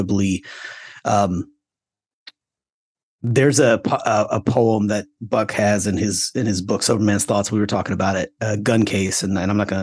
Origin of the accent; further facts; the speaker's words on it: Florida, United States; moved away; I grew up in Florida. I got kicked out of public school in Florida